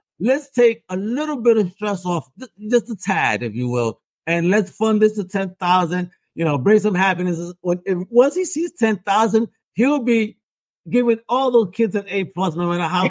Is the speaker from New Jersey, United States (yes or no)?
yes; New Jersey, United States; Again, I'm a New Yorker, so you know it's all right. Even though I'm from Jersey, I'll help him still.